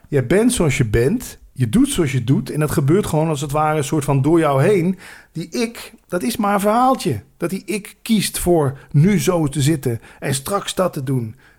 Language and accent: Dutch; Landgraaf, Limburg, Netherlands; moved away; also born or lived in Randstad; als Limburger